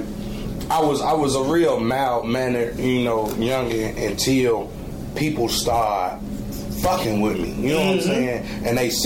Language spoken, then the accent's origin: English; United States; I hail from the West Side. West Side, grew up on Mayfield in Augusta.